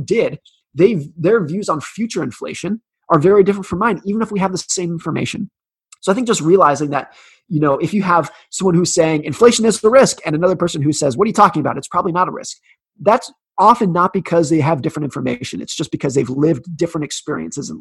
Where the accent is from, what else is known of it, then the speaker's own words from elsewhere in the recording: United States; I was born in 1983 in the United States